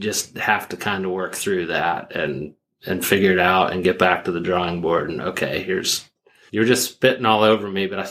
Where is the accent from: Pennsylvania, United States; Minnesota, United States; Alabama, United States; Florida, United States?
Pennsylvania, United States; growing up in Pennsylvania